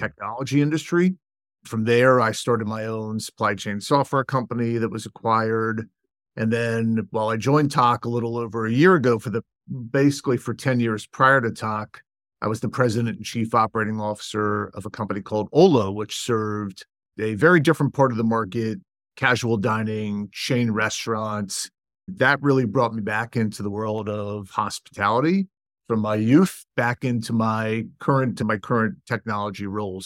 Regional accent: Washington, District of Columbia, United States; moved away as an adult; also born or lived in Ann Arbor, Michigan; my hometown of Washington, D C

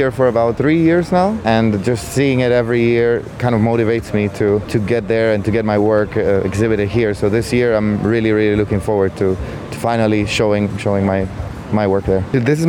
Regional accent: Colombia; moved away; I'm from Colombia originally

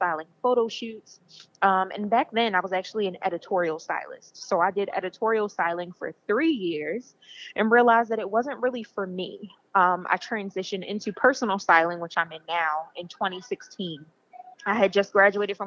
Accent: Baltimore, Maryland, United States; I'm from Baltimore, Maryland, born and raised

